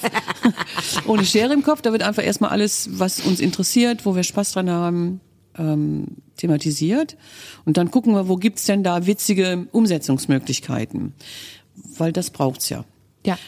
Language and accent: German; Kerpen, North Rhine-Westphalia, Germany; also born or lived in Brühl; ich bin in Brühl geboren, ja, aber ich komme aus Balkhausen. Das ist ein kleiner Stadtteil von Mittler, also vom, von der Stadt Kerpen.